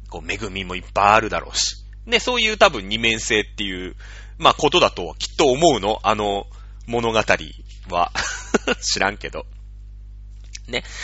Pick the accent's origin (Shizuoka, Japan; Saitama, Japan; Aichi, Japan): Shizuoka, Japan; 僕は静岡県民だから詳しいけど